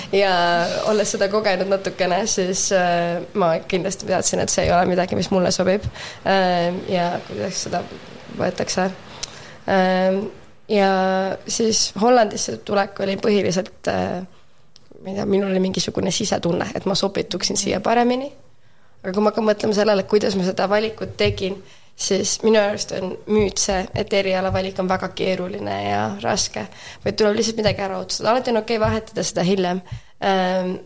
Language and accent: Estonian; Tallinn, Harju County, Estonia; moved away as an adult; also born or lived in Viimsi; now in Amsterdam, Netherlands; mina olen Tallinnast pärit, terve elu õppisin Tallinna Inglise kolledžis